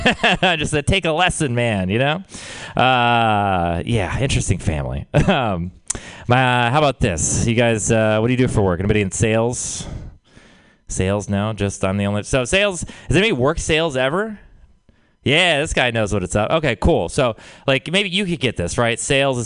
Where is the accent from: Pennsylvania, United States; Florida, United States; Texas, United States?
Texas, United States; I'm from Texas